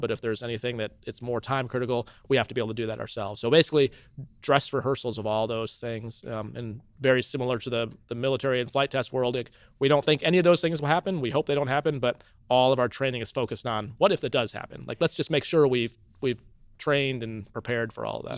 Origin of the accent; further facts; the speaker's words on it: Cedar Falls, Iowa, United States; also born or lived in Milwaukee, Wisconsin; I was born in Milwaukee, Wisconsin, but then moved to Cedar Falls really shortly after I was born